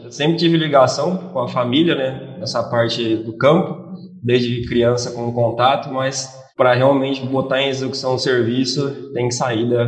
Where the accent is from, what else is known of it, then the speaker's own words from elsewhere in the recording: Jaboticabal, São Paulo, Brazil; now in Mato Grosso, Brazil; Bom, é, eu sou nascido, criado e formado em Jabuticabal, São Paulo. É, vim para o Mato Grosso tem quase dois anos